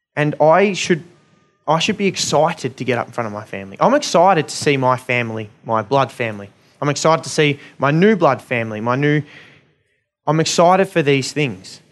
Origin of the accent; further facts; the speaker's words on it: Australia; being Australian, um, middle-class people